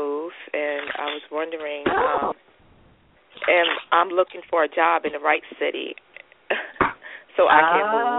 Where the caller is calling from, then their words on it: North Carolina, United States; I'm calling from North Carolina.